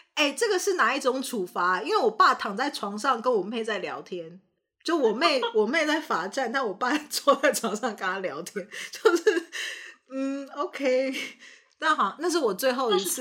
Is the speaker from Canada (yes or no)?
yes; Canada; also born or lived in Taiwan; 大家知道我是在加拿大长大的嘛？但是大家不晓得，就，就是我，我是在台湾出生，那在加拿大长大